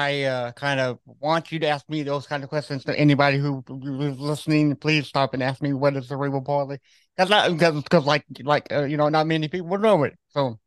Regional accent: Austin, Texas, United States; born there; So it's I find amazing that you live in Dallas because I was born in Austin, Texas.

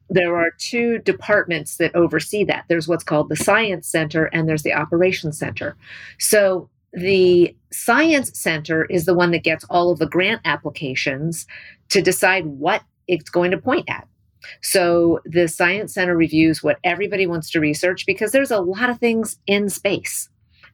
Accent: New Albany, Indiana, United States; I grew up in New Albany, Indiana, and Hubble was a science teacher at my high school

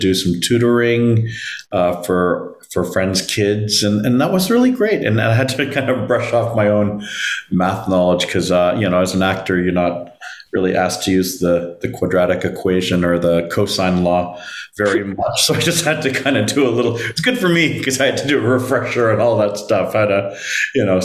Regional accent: Toronto, Ontario, Canada; also born or lived in Manila, Philippines / Vancouver, Canada; So the first 4 years of my life were in Vancouver, but Toronto is my hometown.

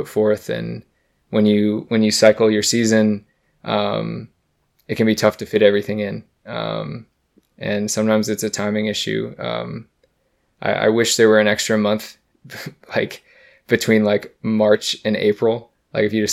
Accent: United States; as an American

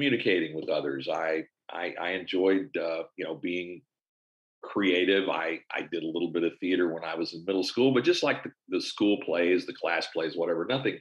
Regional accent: Olney, Texas, United States; also born or lived in San Antonio, Texas / Houston, Texas / Tyler, Texas; I'm Texas born and raised. I was born in San Antonio. I was one of four, I have three siblings, and my dad worked in the hospital business. My mom was a stay-at-home mom, and we moved around a little bit. Spent most of my growing up years out in sort of north central Texas

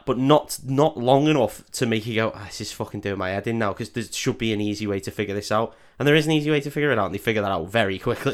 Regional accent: United Kingdom; as a Brit

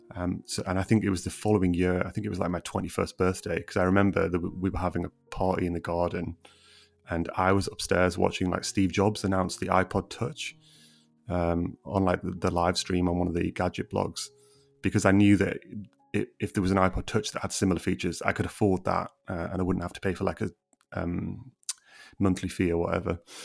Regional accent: Middlesbrough, North East England, United Kingdom; moved away; I'm from Middlesbrough originally and from quite a deprived area within Middlesbrough.

